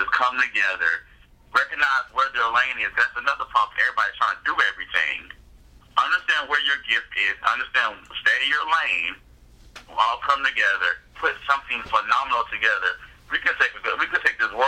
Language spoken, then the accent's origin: English; Augusta, Georgia, United States; I love Augusta